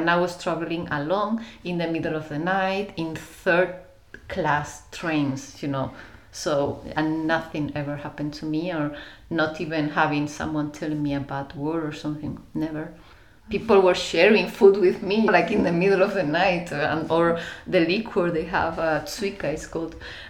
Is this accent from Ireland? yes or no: no; Germany; English is a second language; No, I was born in Germany, you know, I always wanted to be different. So I just took the excuse of being born in Germany. But I never fit there.